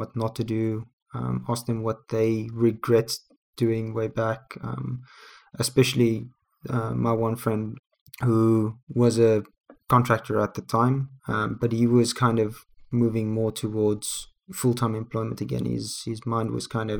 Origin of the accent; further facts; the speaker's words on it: South Africa; we're both from South Africa